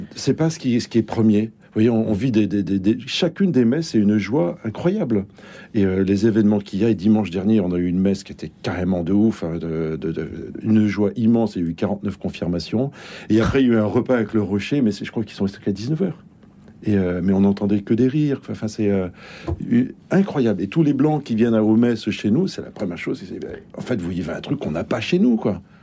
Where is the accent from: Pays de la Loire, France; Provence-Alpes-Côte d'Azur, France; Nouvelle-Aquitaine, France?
Nouvelle-Aquitaine, France; Bordeaux; moved away as an adult; now in Bondy, France; Je viens de Bordeaux